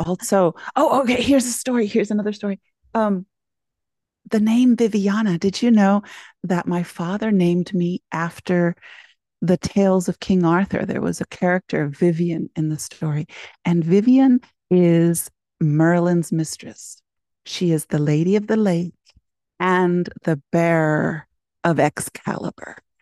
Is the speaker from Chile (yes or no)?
yes; Concepción, Biobío, Chile; now in United States; I was born in Chile, in Concepcion